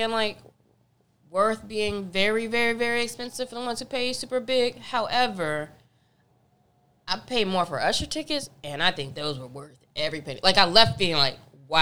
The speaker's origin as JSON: {"language": "English", "region": "North Carolina", "country": "United States", "tie": "born or raised there", "moved": "yes", "lives_now": "Los Angeles, United States", "said": "growing up in North Carolina"}